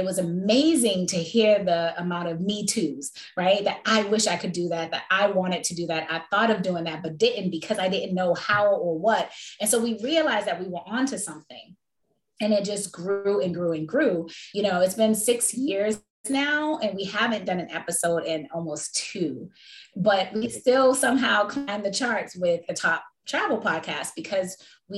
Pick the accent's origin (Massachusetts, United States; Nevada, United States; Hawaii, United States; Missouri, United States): Massachusetts, United States; Boston; moved away; also born or lived in Washington, D.C.; I am originally from Boston, Massachusetts, but I spent majority of my life raising like my children and stuff in Washington, D.C.